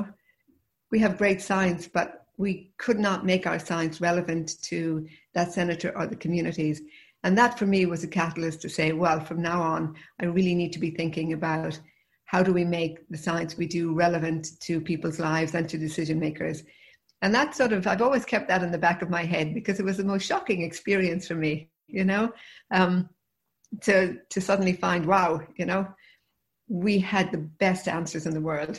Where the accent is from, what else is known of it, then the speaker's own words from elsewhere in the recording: Limerick, Munster, Ireland; moved away as an adult; also born or lived in Galway; now in United States; I grew up in Limerick